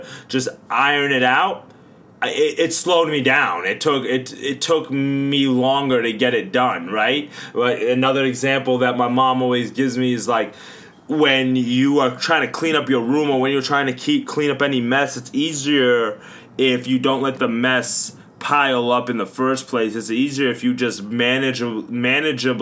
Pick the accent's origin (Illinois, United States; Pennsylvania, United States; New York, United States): New York, United States; Long Island; growing up in Long Island, New York